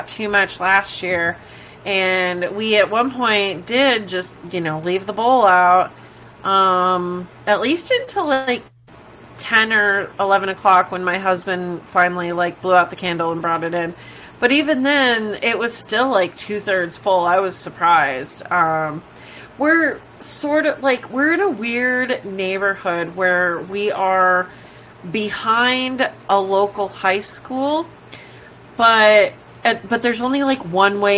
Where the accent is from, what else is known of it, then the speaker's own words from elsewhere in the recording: Glendale, United States; moved away; also born or lived in Worcester, Massachusetts; I grew up in Glendale and then also even in Worcester, in Massachusetts